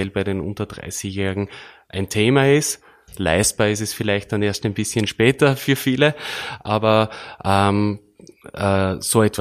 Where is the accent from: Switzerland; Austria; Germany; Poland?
Austria; Burgenland; worauf wir als Burgenländer, wir sind …, besonders unterstreichen äh, möchten